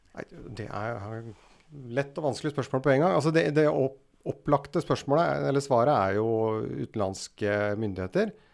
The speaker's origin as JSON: {"language": "Norwegian", "town": "Rælingen", "region": "Akershus", "country": "Norway", "moved": "yes", "lives_now": "Oslo, Norway", "said": "gutt fra Rælingen. bor nå i Oslo"}